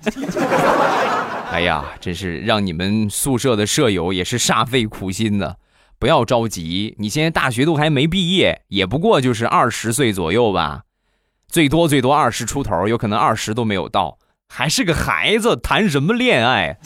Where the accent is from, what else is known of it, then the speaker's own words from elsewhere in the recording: Rizhao, Shandong, China; 我们家乡的特产，日照绿茶